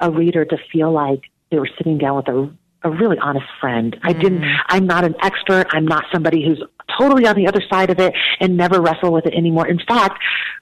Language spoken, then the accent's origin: English; Taiwan; now in United States; I was born in Taiwan and immigrated to the United States when I was and being caught between two cultures